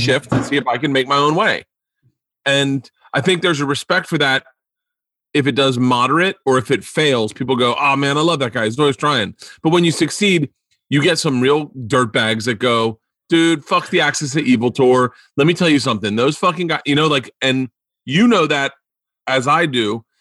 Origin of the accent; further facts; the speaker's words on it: Florida, United States; growing up in Florida